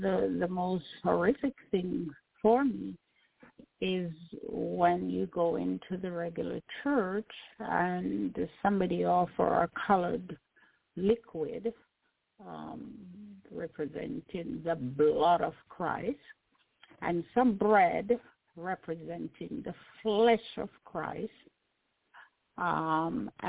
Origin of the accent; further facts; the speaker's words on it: Jamaica; I grew up in Jamaica